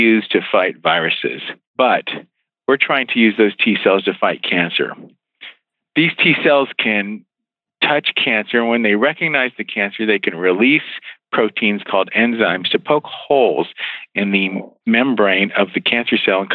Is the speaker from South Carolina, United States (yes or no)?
no; West Virginia, United States; moved away; also born or lived in Philadelphia / Baltimore / Bethesda, Maryland; I grew up in West Virginia